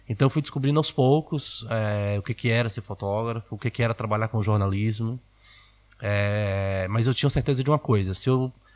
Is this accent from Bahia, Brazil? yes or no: yes; Salvador, Bahia, Brazil; em Salvador, na Bahia, é, onde eu cresci.